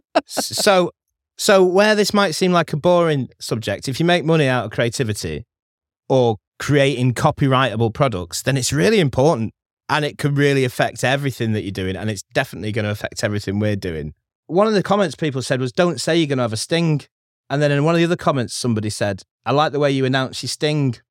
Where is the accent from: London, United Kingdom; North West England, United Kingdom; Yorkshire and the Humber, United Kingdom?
North West England, United Kingdom; Stockport; I'm from Stockport